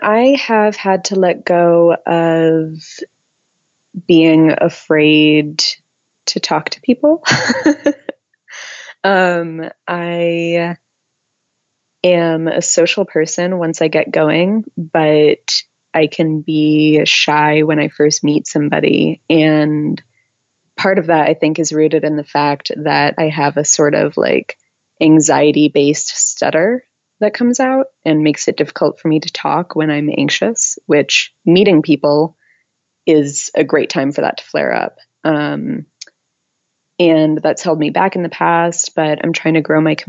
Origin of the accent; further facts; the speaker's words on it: Middlebury, Vermont, United States; now in Columbus, United States; my hometown of Middlebury, Vermont